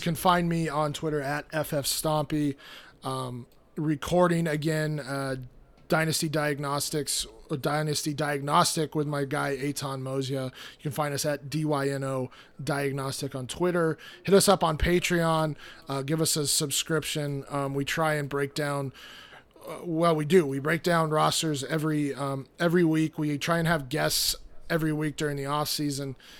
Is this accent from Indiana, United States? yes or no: no; Fort Collins, Colorado, United States; now in St. Louis, United States; I grew up in Colorado. Um, I was raised in Fort Collins, Colorado, so kinda, I mean, I'm, I'm a Colorado guy through and through